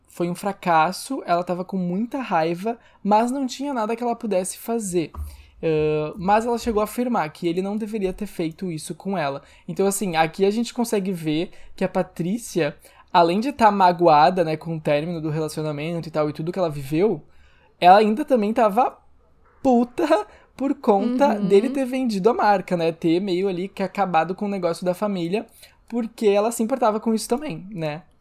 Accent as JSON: {"language": "Portuguese", "region": "Rio Grande do Sul", "country": "Brazil", "accent": "gaúcho", "said": "eu tô misturando sotaque gaúcho com sotaque carioca"}